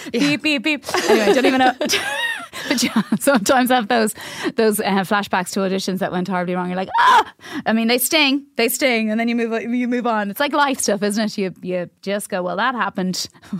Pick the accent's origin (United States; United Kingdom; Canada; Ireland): Ireland; Cabinteely, Leinster; Oh, sorry, I grew up in Cabinteely.